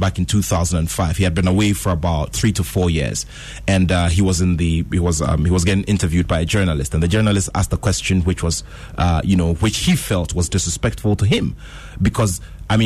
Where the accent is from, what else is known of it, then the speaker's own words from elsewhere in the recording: Ghana; I'm Ghanaian